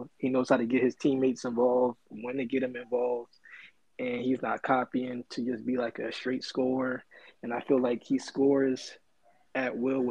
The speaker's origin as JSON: {"language": "English", "region": "New Jersey", "country": "United States", "said": "I'm from New Jersey."}